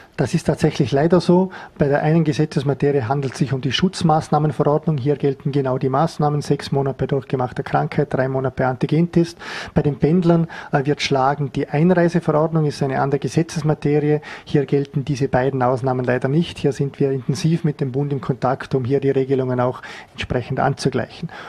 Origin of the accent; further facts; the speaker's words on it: Vorarlberg, Austria; als Vorarlberger Bevölkerung